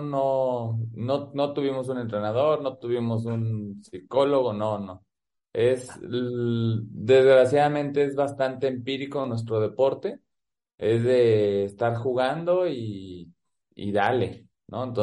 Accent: United States; born there; y, bueno, a mí me tocó nacer en, Estados Unidos

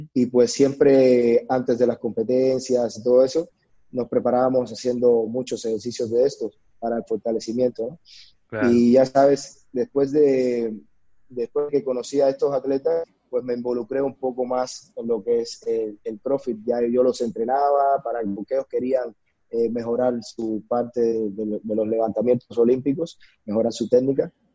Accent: Cuba; moved away as an adult; now in Mexico; nací en Cuba, eh, donde inicié mi, mi, carrera profesional. Desde muy pequeño, inicié a la edad de los 10 años.

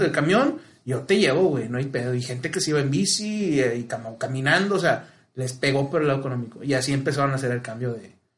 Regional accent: Mexico; el mexicano, por su cultura, güey, sí tiramos carro, güey, pero no segregamos

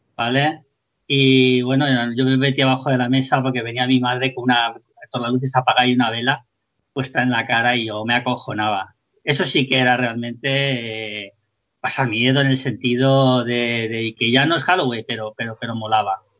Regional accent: Spain

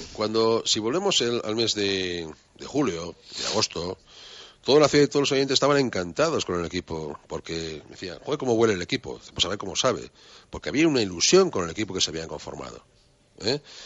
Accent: Spain; como españoles

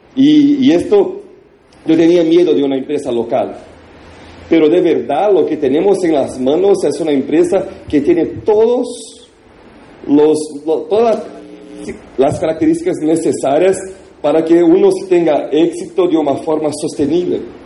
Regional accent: Brazil; Spanish is a second language; nosotros en Brasil

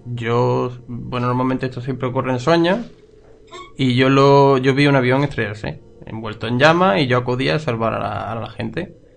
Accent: Loja, Andalusia, Spain; en mi ciudad, mi pueblo

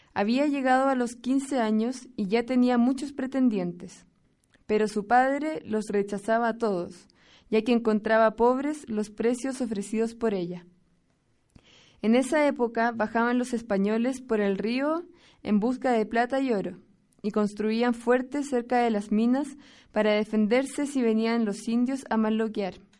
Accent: Chile; moved away as an adult; now in San Pedro y San Pablo Ayutla, Mexico; vengo de Chile, del país más al sur de nuestro continente

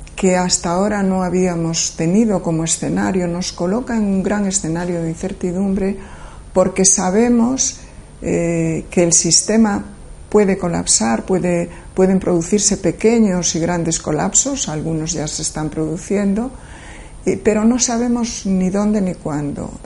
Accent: Galicia, Spain; also born or lived in near Madrid; now in Madrid, Spain; nací en Galicia

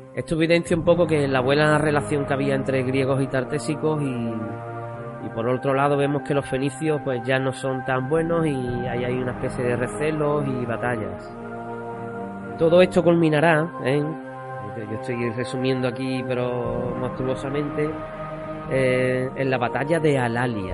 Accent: Cádiz, Andalusia, Spain; lo que venimos siendo los gaditanos

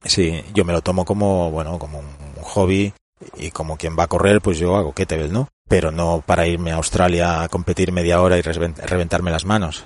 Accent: Barcelona, Catalonia, Spain; Yo soy de Barcelona, entonces estuve en las categorías inferiores del español hasta los 16

